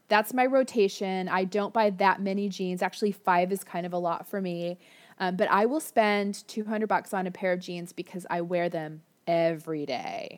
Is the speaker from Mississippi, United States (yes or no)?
no; Florida, United States; now in Orange County, California, United States; I grew up in Florida